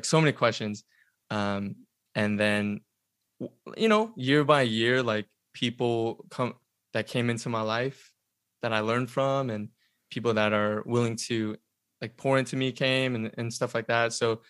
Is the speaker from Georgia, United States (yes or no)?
yes; Atlanta, Georgia, United States; moved away as an adult; now in Los Angeles, United States; I was born and raised in Atlanta.